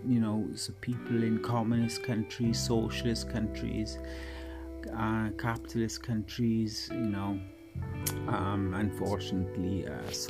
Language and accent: English; Wales, United Kingdom; this is the Welshman